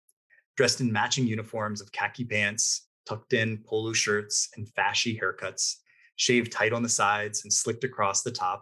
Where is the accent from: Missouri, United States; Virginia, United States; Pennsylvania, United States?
Virginia, United States; I grew up in Virginia, and most of my ancestors were living in North Carolina and Georgia, so mostly in the South.